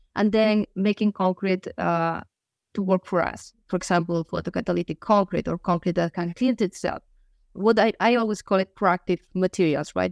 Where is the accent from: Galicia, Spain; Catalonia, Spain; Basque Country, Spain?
Galicia, Spain; Finisterre; moved away; I am from a small town. The name is Finisterre, uh, which means the end of the world